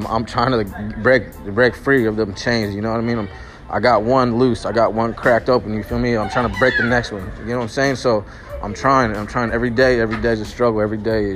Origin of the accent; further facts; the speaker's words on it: Sacramento, California, United States; I'm from South Sacramento, Oak Park, right in Midtown. My neighborhood is Oak Park